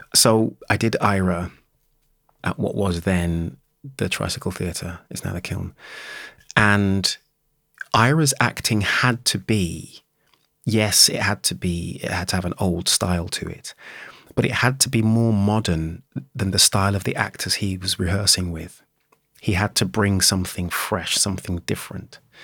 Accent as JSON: {"language": "English", "town": "Birmingham", "region": "West Midlands", "country": "United Kingdom", "tie": "born or raised there", "said": "I was born and raised in Birmingham"}